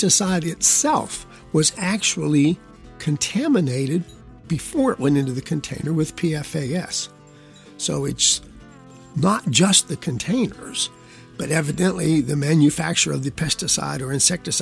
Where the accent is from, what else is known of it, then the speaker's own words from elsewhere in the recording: West Virginia, United States; since I'm actually really from West Virginia